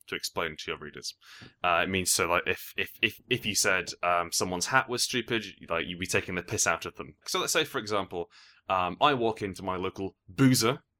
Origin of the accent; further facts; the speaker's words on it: England, United Kingdom; I think that would uh, that seems to me as an Englishman to be a fine etymology.